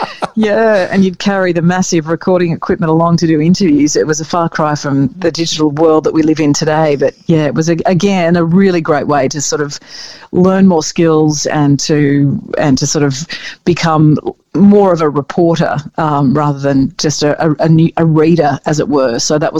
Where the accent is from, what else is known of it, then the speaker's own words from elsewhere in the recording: Coffs Harbour, New South Wales, Australia; moved away as an adult; also born or lived in Bathurst / Sydney; I grew up in Coffs Harbour in a regional centre, but it was sort of not a bush setting at all. It was, you know, by the coast, the surfer girl sort of scene.